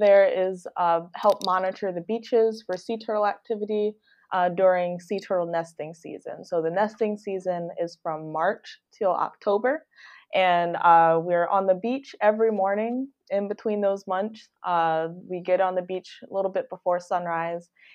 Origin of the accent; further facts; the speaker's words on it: Detroit, Michigan, United States; moved away; also born or lived in South Florida; I'm from Detroit, Michigan